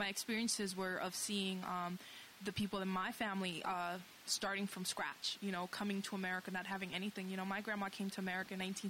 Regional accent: New York City, New York, United States; moved away; I grew up in the Lower East Side

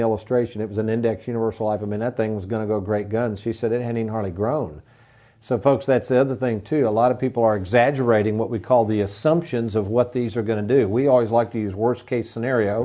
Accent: Lexington, Kentucky, United States; when I was a youngster growing up in Lexington, the Fayette Mall

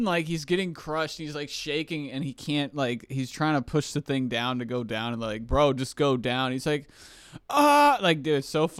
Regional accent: Kentucky, United States; moved away; when I grew up in Kentucky

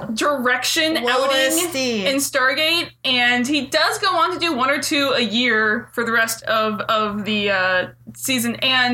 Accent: a suburb of Detroit, Michigan, United States; I'm not from Detroit. I'm from, like, a suburb of Detroit. Yeah. But I was like, I'm a Detroit girl. I'm tough.

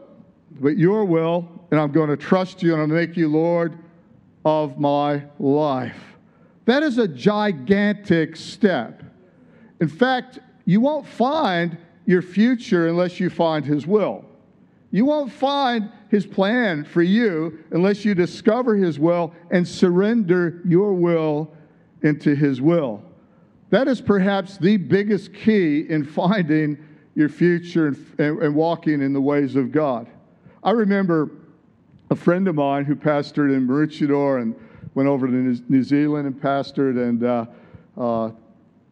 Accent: Michigan, United States; moved away as an adult; also born or lived in San Diego, California / Tulsa, Oklahoma; I'd moved there from Michigan, my home state.

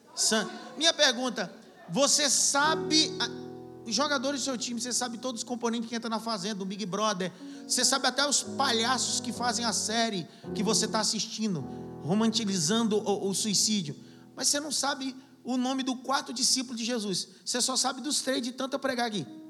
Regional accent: Pernambuco, Brazil; eu sou do Pernambuco

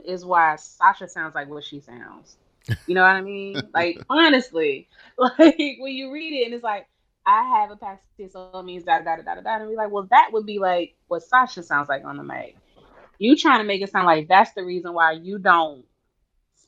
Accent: Maryland, United States; I'm from Maryland

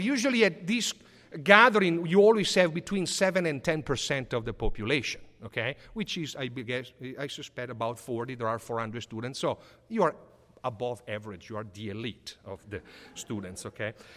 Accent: Sotto il Monte, Lombardy, Italy; moved away; I grew up Living in Papa Giovanni Street, I went to the elementary school called Papa Giovanni.

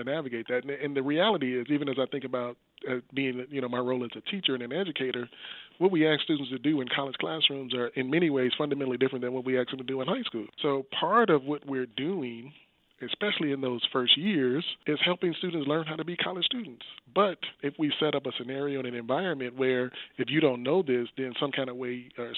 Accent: Chicago, Illinois, United States; South Side of Chicago, born and raised

